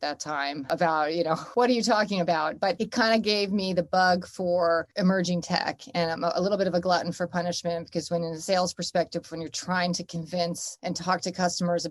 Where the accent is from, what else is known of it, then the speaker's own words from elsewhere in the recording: Northern New Jersey, United States; now in New York City, United States; I'm from Northern New Jersey